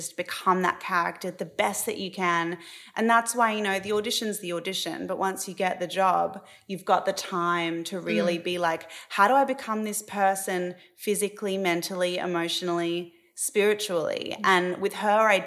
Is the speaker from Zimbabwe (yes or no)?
no; Australia; moved away as an adult; now in Los Angeles, United States; growing up in Australia